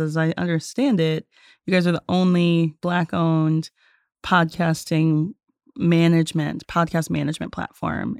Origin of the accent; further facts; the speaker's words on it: North Carolina, United States; moved away as an adult; also born or lived in Tennessee; I'm born and raised in North Carolina